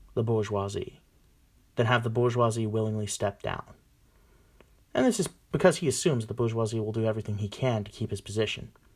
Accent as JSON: {"language": "English", "country": "United States", "said": "I'm a nationalist. I believe in the collective of America"}